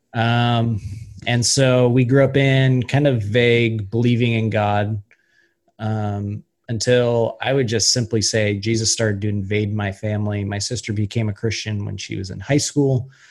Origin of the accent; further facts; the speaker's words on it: Ellensburg, Washington, United States; also born or lived in Yakima; I grew up there, um, played soccer down in Yakima. My dad worked down in Yakima, but uh, we we lived in Ellensburg